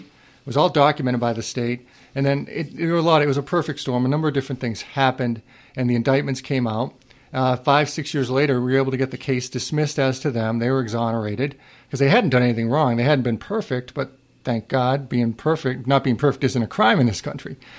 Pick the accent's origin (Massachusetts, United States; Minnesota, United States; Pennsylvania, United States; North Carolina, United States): Massachusetts, United States; Worcester; I grew up in Worcester, Mass. My mom still lives there